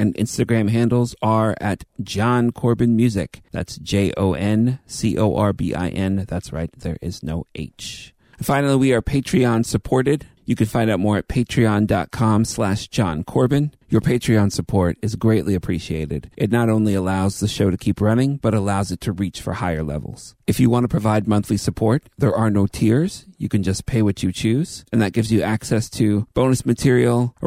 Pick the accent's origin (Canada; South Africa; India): Canada; As a Canadian that's living with closed borders